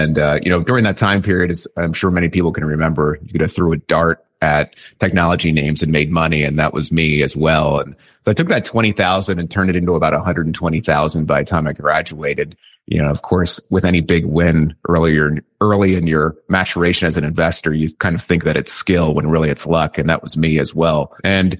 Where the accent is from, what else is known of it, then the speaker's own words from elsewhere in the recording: Lancaster, Pennsylvania, United States; I'm from Lancaster, Pennsylvania. So this is kind of Amish country in the United States, and it's kind of a unique place to be brought up